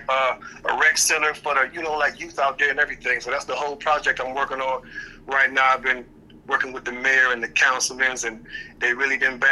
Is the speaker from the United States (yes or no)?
yes; Cleveland, Ohio, United States; moved away; a project that I'm doing in Cleveland for my hometown. I'm basically in the process of purchasing my old elementary school.